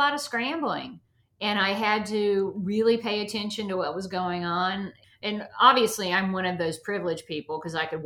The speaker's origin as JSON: {"language": "English", "region": "the South", "country": "United States", "lives_now": "Atlanta, United States", "said": "I come from the South"}